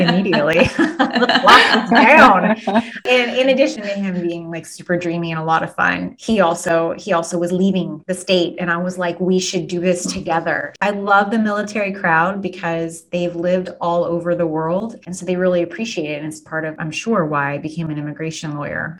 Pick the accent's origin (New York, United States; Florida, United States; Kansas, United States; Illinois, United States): Kansas, United States; Wellington; also born or lived in South Haven, Kansas; I grew up in South Haven and in Wellington.